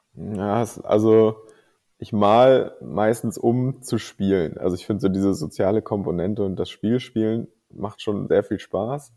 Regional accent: Kiel, Schleswig-Holstein, Germany; ich komme aus Kiel und wohne auch immer noch in Kiel tatsächlich. Ähm, und bin hier aufgewachsen, bin also echtes Nordlicht

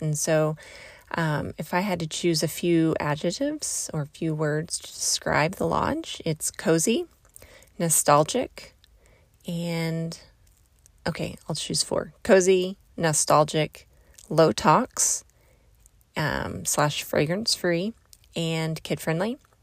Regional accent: Southeast Oklahoma, United States; I'm from Southeast Oklahoma. That's where I grew up.

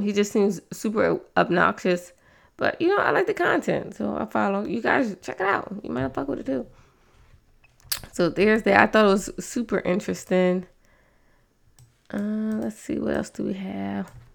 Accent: East Coast, United States; I'm from the East Coast

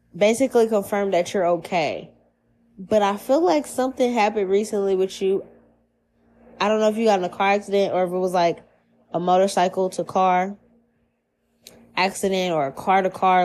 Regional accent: New Orleans, Louisiana, United States; now in Seattle, United States; I'm from New Orleans. This shit is not it's nothing new where where I'm from. We grow up superstitious.

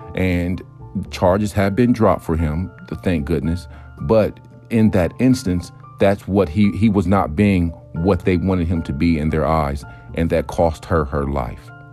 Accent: United States; I'm an American

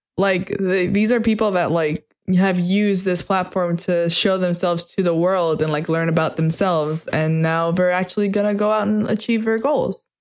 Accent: United States; I'm American.

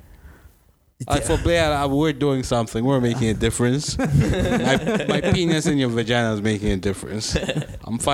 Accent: Zambia; I grew up in Zambia

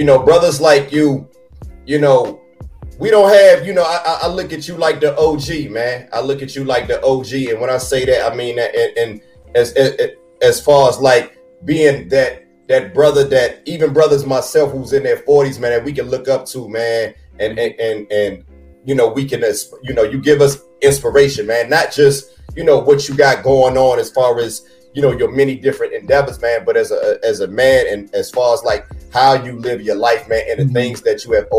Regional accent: Washington, District of Columbia, United States; my hometown, Washington, D.C.

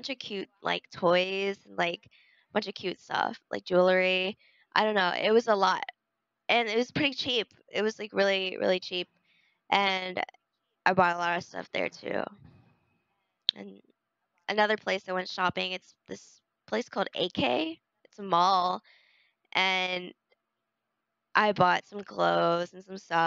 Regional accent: United States; as an American

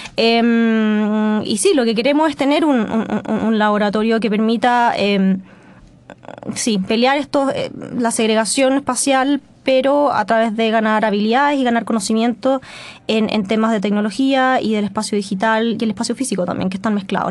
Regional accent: Melipilla, Santiago Metropolitan Region, Chile; yo crecí en Melipilla

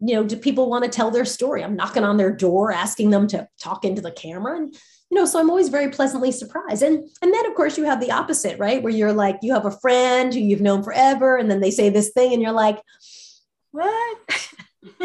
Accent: New York, United States; I'm a New Yorker

